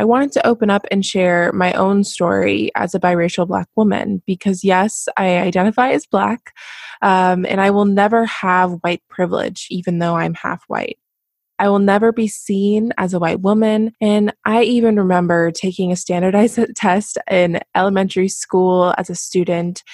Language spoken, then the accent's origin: English; United States; growing up in America as a biracial Black woman